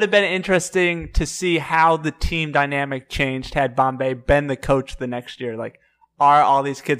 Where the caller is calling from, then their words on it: Chicago, Illinois, United States; Calling from Chicago, Illinois. Chicago, Illinois.